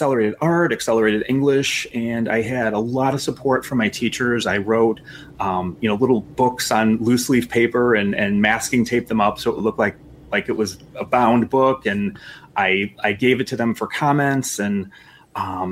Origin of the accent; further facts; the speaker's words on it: Chicago West Suburbs, Illinois, United States; So I'm a Chicagoan. I grew up in the West Suburbs, and I've lived in Chicago for about 12 years in the city.